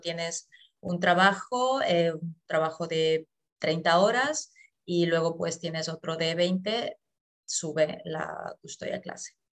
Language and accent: Spanish; Ecuador; moved away as an adult; now in Germany; yo eh, soy de Ecuador, llevo aquí en Alemania ya ocho años